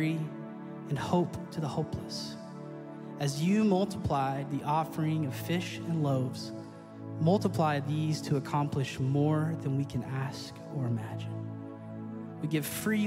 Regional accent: Central Arkansas, United States; I'm from Central Arkansas

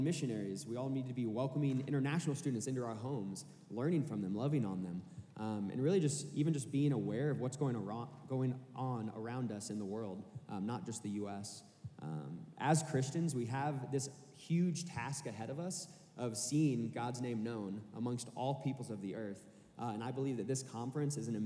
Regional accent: Kansas City, Missouri, United States; moved away as an adult; now in Arkansas, United States; I'm originally from Kansas City, Missouri, and I came down to Arkansas to go to school here

